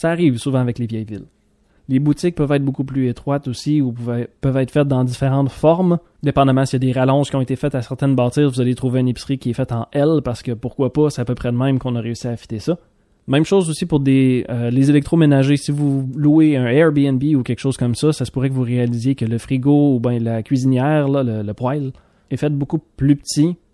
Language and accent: French; Quebec, Canada; du Québec lorsqu'on est en France. Donc des fois on se retrouve à défendre un petit peu c'est quoi notre accent